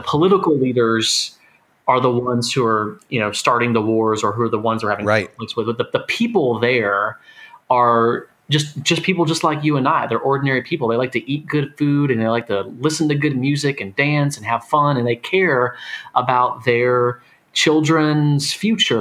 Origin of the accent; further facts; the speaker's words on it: Florida, United States; where I grew up in Florida